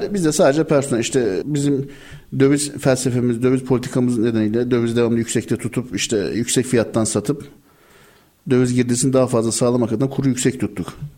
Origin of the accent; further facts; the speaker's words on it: Istanbul, Turkey; 78 İstanbul doğumluyum ben